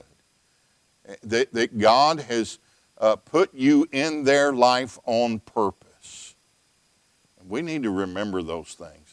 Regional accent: the South, United States; also born or lived in Texas; now in Illinois, United States; I'm from the South

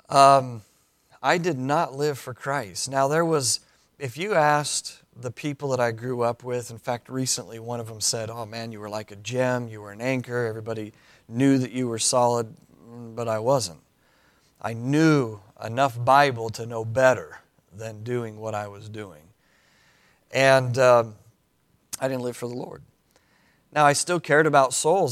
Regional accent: Cody, Wyoming, United States; moved away as an adult; I was born and raised in Cody, Wyoming

